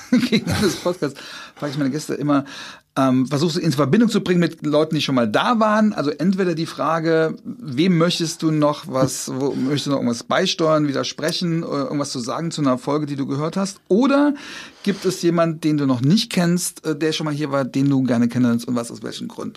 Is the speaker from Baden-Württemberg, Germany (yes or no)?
no; Trier, Rhineland-Palatinate, Germany; accent: Trierer; ich komme aus Trier